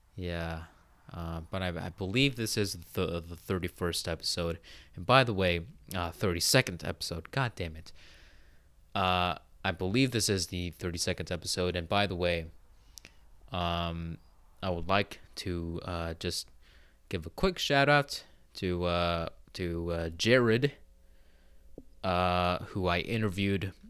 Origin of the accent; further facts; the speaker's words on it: Pacific Northwest, United States; I am an American, okay? I've said that I live in the Pacific Northwest.